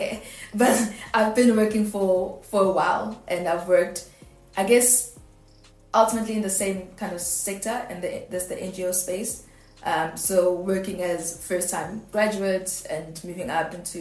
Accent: South Africa; I'm black and I'm South African

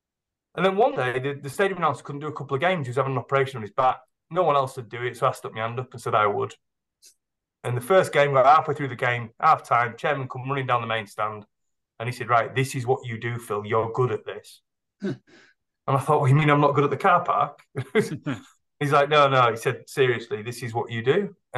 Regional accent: York, Yorkshire and the Humber, United Kingdom; I'm a York lad, yeah. Born, brought up there. I was actually, if you've been to York, I was born where the designer outlet is now.

